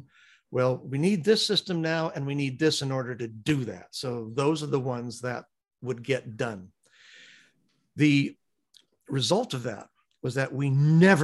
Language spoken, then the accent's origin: English; United States; I'm an American